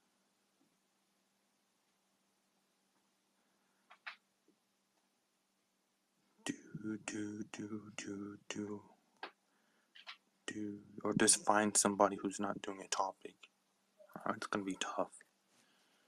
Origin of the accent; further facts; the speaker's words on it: Palmdale, California, United States; I am from Palmdale, California